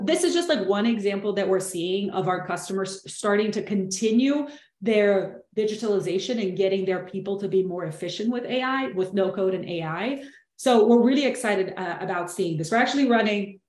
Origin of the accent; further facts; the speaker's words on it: Brazil; English is a second language; moved away; I'm originally from Brazil, so I hope you enjoy the accent.